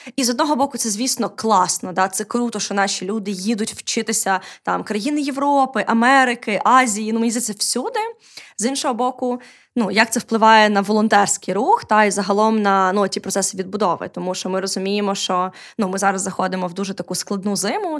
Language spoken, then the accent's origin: Ukrainian; Odesa, Odesa Oblast, Ukraine; я, як одеситка, яка виросла і прожила більше життя в російськомовному середовищі